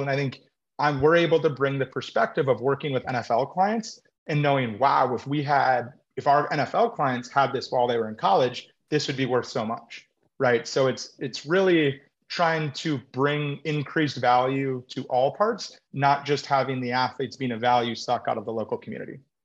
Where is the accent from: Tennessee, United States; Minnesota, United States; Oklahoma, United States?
Minnesota, United States; Minneapolis; also born or lived in Oregon / Los Angeles; now in Louisville, United States; I grew up in Minneapolis. I've lived, then went to Oregon, lived